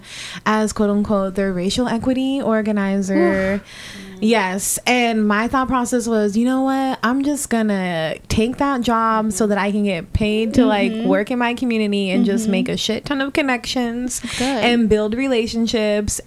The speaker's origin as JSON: {"language": "English", "town": "Spokane", "region": "Washington", "country": "United States", "tie": "born or raised there", "lives_now": "Seattle, United States", "said": "I was born here in Seattle, and when I was about 10, we moved over to Spokane, to the east side of the state"}